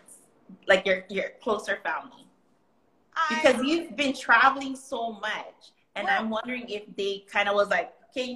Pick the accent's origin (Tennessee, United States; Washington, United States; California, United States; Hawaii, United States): Hawaii, United States; Kauai; first language Hawaiian Pidgin; English is a second language; now in Oahu, United States; I'm from Kauai